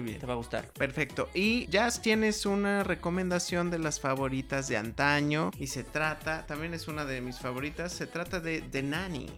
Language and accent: Spanish; Mexico; uno como mexicano